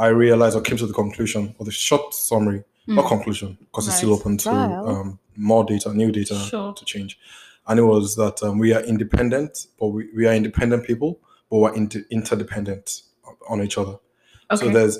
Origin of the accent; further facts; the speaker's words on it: Nigeria; also born or lived in Cape Town, South Africa; now in United States; Yeah. That's pretty much what it is. Nigerian who just moved to the US from Cape Town. A Pan-African, you know, from Nigeria to South Africa.